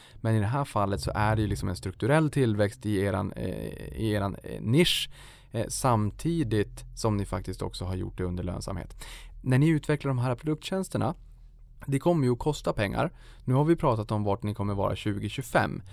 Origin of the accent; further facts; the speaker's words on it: Boden, Norrbotten County, Sweden; accent: Norrbotten dialect; jag är ju uppe från Norrbotten, det kanske hörs ibland när jag drar på lite dialekt. Då, då vart det, jag kommer från Boden